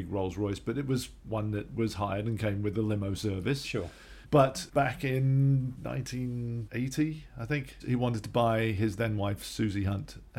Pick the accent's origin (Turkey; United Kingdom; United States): United Kingdom; England; I was born in England, as was my brother Guy and my sister Celia, and so I was brought up in England